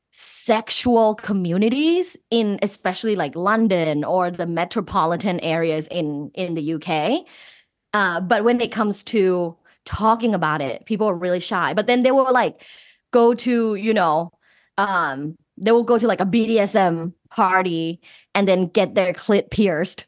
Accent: Thailand; moved away; I'm originally from Thailand

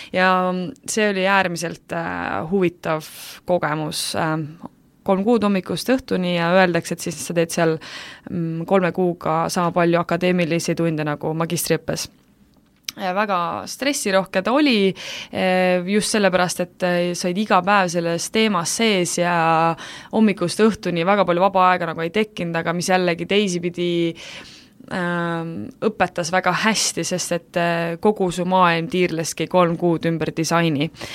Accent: Estonia

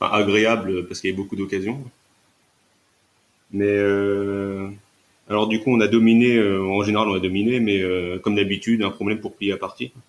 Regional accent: Créteil, Île-de-France, France; moi, je viens de Créteil.

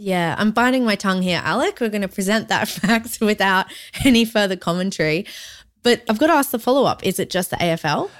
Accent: Brisbane, Queensland, Australia; also born or lived in Collingwood, Melbourne; now in Melbourne, Australia; my hometown's Brisbane

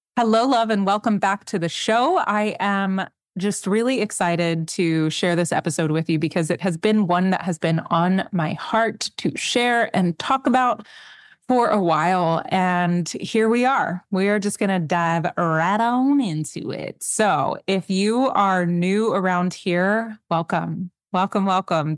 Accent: McAllen, Texas, United States; I'm from South Texas. I'm from McAllen. I'm from the Valley

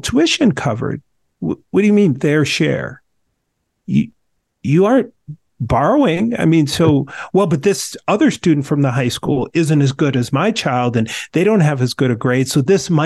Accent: Minnesota, United States; being a Minnesotan

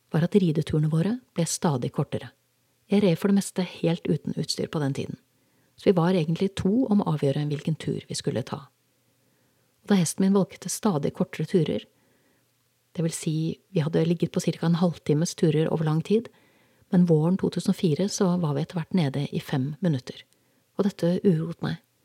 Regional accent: Norway; moved away; Jeg var hjemme i Norge for godt

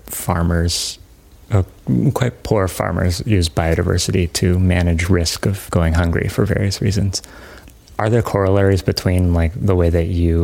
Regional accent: Bainbridge Island, Washington, United States; I grew up on Bainbridge Island

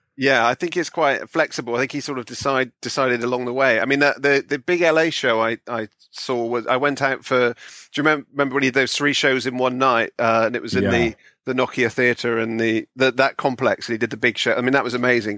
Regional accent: Bristol, South West England, United Kingdom; now in London, United Kingdom; I'm from Bristol originally, uh, which is in the West Country.

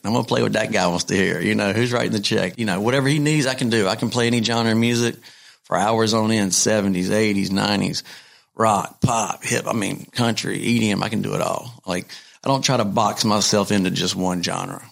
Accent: North Carolina, United States; I'm from North Carolina

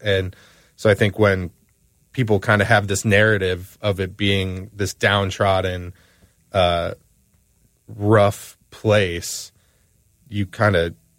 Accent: Cleveland, Ohio, United States; You know, Cleveland, notoriously, I speak just, that's where I'm from.

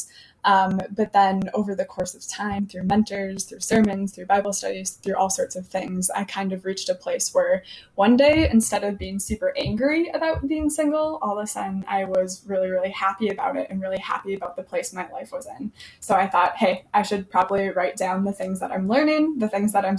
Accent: Fond du Lac, Wisconsin, United States; moved away as an adult; now in Milwaukee, United States; I am from Fond du Lac originally

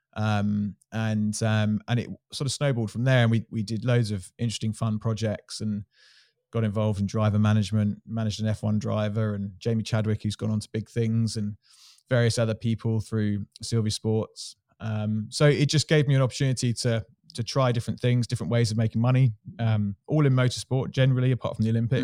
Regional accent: Surrey, South East England, United Kingdom; I grew up in Surrey

